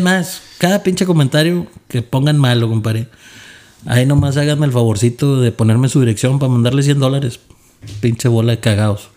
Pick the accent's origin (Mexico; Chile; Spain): Mexico; Monterrey, Nuevo León; now in San Antonio, United States; soy de Monterrey, Nuevo León